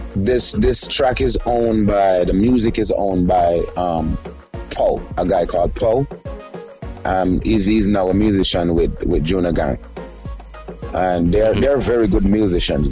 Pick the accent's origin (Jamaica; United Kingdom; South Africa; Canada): Jamaica; moved away as an adult; now in United States; I moved from Jamaica about for I think it's 12 years now because I leave in the end of 08